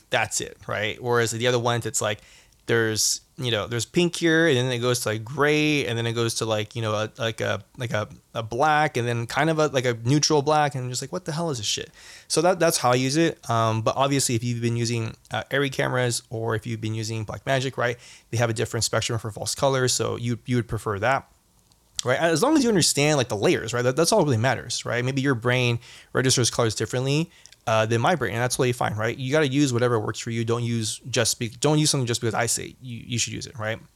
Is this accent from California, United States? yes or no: yes; Southern California, United States; growing up in Southern California